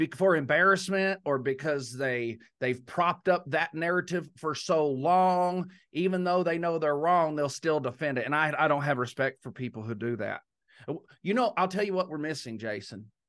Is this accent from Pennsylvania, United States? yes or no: no; Texas, United States; moved away; being raised in Texas